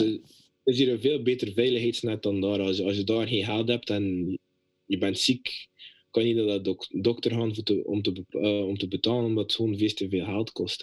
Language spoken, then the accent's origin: Dutch; Belgium; moved away as an adult; now in United States